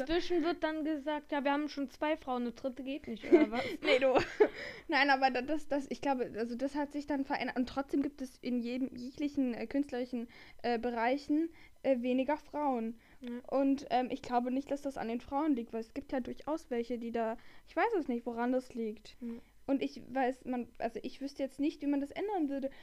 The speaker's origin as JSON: {"language": "German", "region": "Rhineland", "country": "Germany", "said": "wir kommen aus dem Rheinland"}